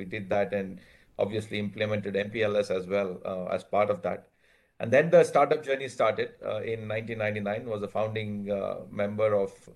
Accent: Bangalore, Karnataka, India; moved away as an adult; also born or lived in Virginia, United States / Boston, United States; now in Bangalore, India; I grew up in Bangalore and did my undergrad here in computer science, then came to US in 89

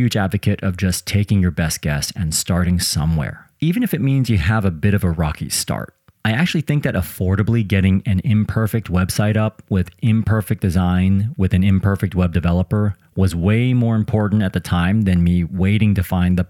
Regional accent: Midwest, United States; I'm also from the Midwest

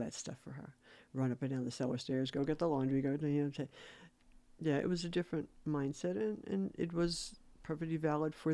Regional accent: New York City, New York, United States; we're from New York City

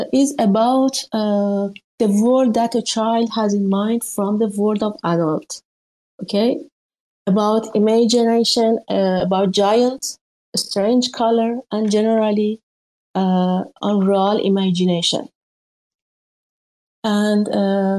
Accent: Iran; English is a second language; I'm from Iran

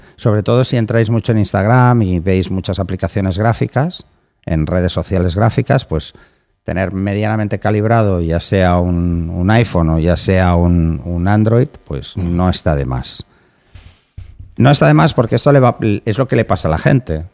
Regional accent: Barcelona, Catalonia, Spain; soy de Barcelona

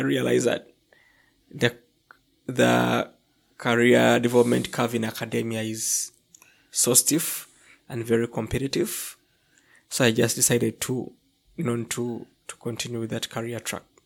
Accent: Entebbe, Central Region, Uganda; moved away as an adult; also born or lived in Kampala, Uganda; I come from, um, um, a town s, on, located on Lake Victoria. It's a peninsula on Lake Victoria called Entebbe

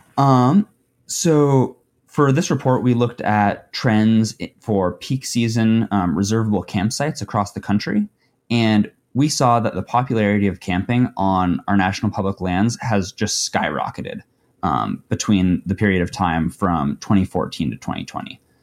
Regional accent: Wyoming, United States; I grew up in Wyoming

